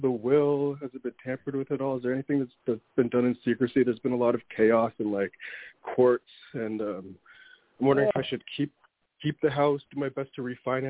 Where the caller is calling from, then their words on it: Toronto, Ontario, Canada; I'm calling from Toronto.